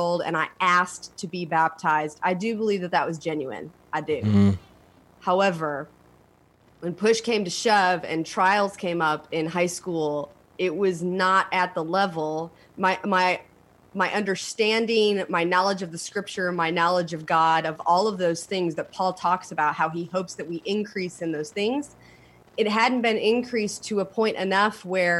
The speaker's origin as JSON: {"language": "English", "town": "Elkhart", "region": "Indiana", "country": "United States", "tie": "born or raised there", "moved": "yes", "lives_now": "Raleigh, United States", "said": "I come from a little town in Indiana called Elkhart"}